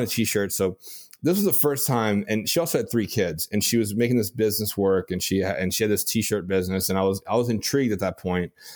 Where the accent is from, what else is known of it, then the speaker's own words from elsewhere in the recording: Louisiana, United States; I'm from Louisiana